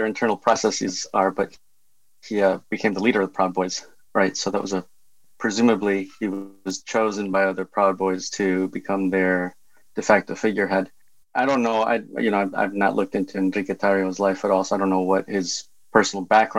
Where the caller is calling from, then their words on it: Philadelphia, Pennsylvania, United States; I'm calling in from my sabbatical in Philadelphia.